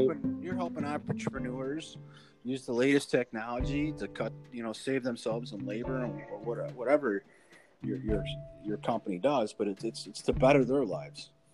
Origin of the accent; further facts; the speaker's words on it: Chicago, Illinois, United States; I grew up in the Chicago streets, you know, so I come across a little little gruff